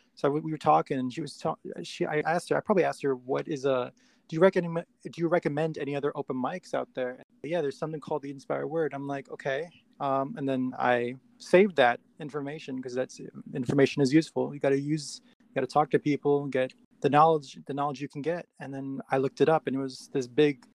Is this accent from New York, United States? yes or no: yes; New York City, New York, United States; also born or lived in Queens / Poconos, Pennsylvania; I was born in the Bronx, and uh, I moved a lot. Um, so I was raised in different places, but primarily prim- primarily the Bronx